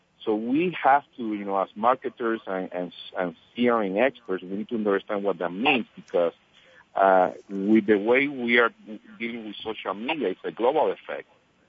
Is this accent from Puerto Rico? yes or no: yes; Puerto Rico; moved away as an adult; also born or lived in Iowa / California; now in Miami, United States; I moved from high school to college from Puerto Rico to California, and living in L.A.